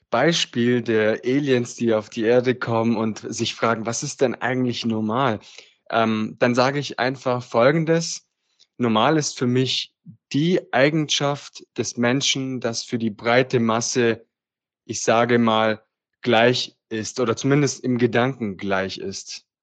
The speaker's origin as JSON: {"language": "German", "region": "Apulia", "country": "Italy", "lives_now": "Germany", "said": "wohne im Süden Deutschlands und wie Nico schon gesagt hat, komme ich ursprünglich aus Italien her, aus dem schönen Apulien."}